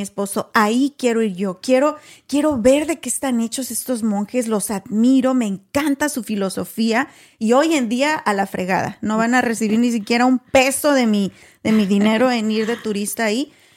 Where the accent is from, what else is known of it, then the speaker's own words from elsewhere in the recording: Guanajuato, Mexico; also born or lived in Waco, Texas; now in Texas, United States; Somos mexicanas originarias de Guanajuato, pero vivimos en Texas